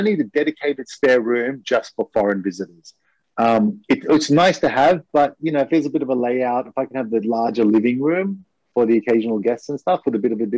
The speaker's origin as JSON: {"language": "English", "country": "Australia", "moved": "yes", "lives_now": "Japan", "said": "I'm from Australia"}